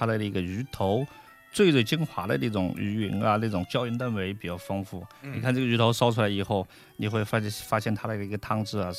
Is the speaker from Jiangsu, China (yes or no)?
yes; Jiangsu, China; 就是更符合我们江苏人的这种口味和浙江人的口味